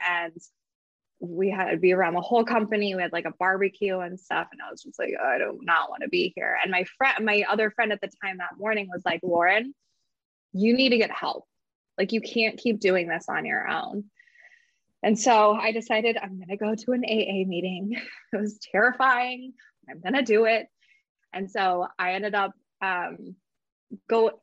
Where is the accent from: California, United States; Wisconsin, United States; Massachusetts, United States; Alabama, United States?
California, United States; Napa Valley; I grew up in the Napa Valley.